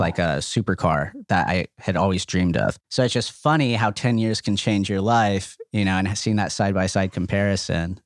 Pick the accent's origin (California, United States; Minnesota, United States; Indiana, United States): California, United States; Los Angeles; we grew up in El Sereno, uh, which is now a very hot market in Los Angeles